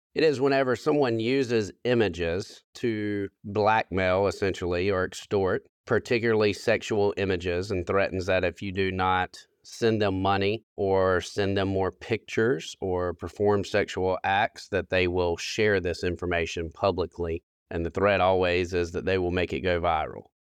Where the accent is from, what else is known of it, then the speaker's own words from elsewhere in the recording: South Carolina, United States; within my hometown